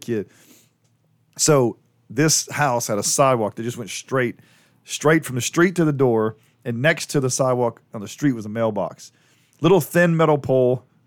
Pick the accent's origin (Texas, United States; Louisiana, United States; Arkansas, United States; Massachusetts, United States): Louisiana, United States; New Orleans; growing up in New Orleans